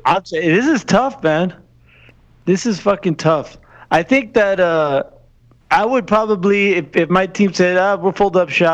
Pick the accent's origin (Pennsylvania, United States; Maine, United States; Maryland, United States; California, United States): California, United States; Bay Area; I do have a soft spot for the Raiders just because I'm from the Bay Area.